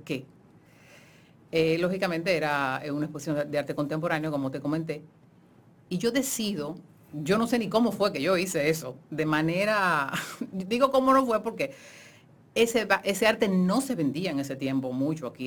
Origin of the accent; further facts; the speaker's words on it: Santo Domingo, Dominican Republic; nosotros vivíamos en la zona colonial